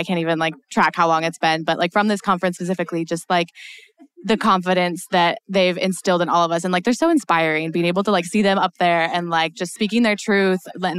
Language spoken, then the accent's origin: English; Alaska, United States; I'm from Alaska